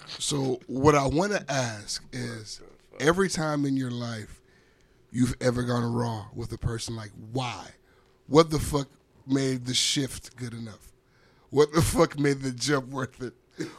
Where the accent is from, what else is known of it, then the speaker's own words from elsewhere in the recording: Jamaica; I'm Jamaican.